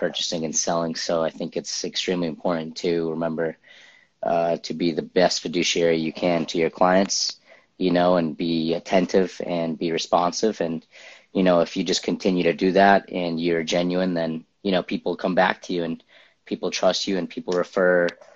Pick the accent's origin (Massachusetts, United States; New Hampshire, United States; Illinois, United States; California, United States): Massachusetts, United States; Lowell; also born or lived in Cambridge, Massachusetts / Somerville, Massachusetts; now in Medford, United States; I was born in Cambridge, lived in Somerville my early years, and then moved to Lowell. So like my teenager, early 20s, I lived in Lowell.